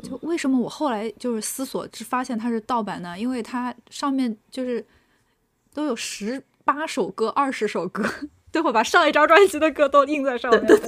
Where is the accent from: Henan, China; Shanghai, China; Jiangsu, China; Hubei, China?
Shanghai, China; 我是上海人